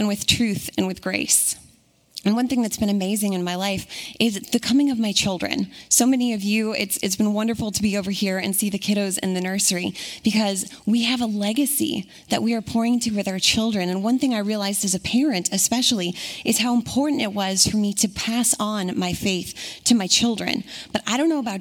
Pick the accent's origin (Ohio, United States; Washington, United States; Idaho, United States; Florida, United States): Washington, United States; Puyallup; moved away; I'm local to Washington, specifically Puyallup. Grew up and was raised here